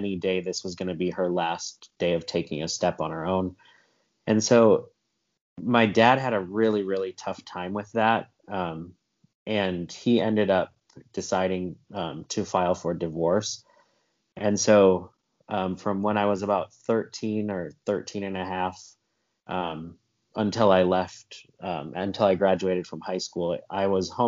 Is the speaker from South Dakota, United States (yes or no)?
yes; South Dakota, United States; now in Georgia, United States; here in Georgia, where I live now. I grew up in South Dakota